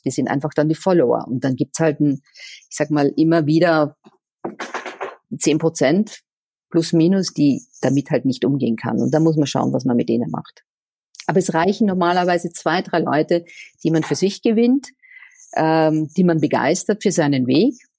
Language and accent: German; Austria; moved away as an adult; also born or lived in Vienna, Austria / Switzerland / Czech Republic / Portugal; now in Cologne, Germany; an meiner Heimat Österreich